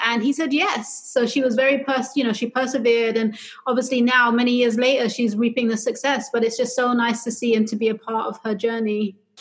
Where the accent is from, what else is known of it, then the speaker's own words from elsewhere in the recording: London, United Kingdom; moved away as an adult; also born or lived in New York City, United States; now in Los Angeles, United States; I'm originally from London, though, which explains the accent